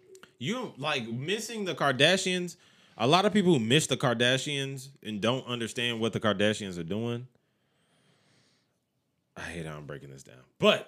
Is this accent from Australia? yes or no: no; United States; I'm American.